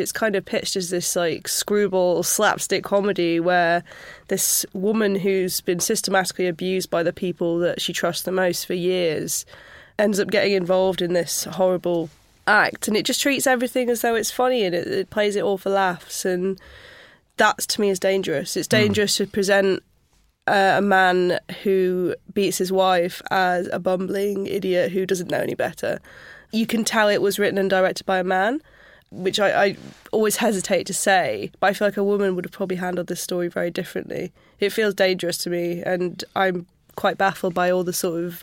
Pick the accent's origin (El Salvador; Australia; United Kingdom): United Kingdom; Sheffield, Yorkshire and the Humber; I grew up just outside of Sheffield